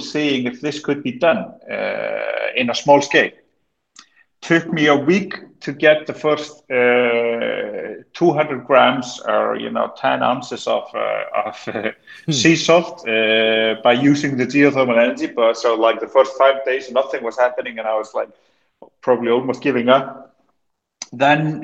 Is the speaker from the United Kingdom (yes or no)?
no; Iceland; also born or lived in Copenhagen, Denmark; as an Icelander